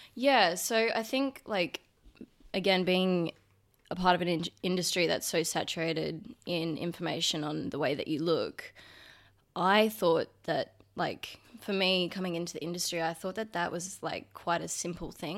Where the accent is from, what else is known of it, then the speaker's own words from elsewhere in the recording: Brisbane, Queensland, Australia; I grew up in Brizzy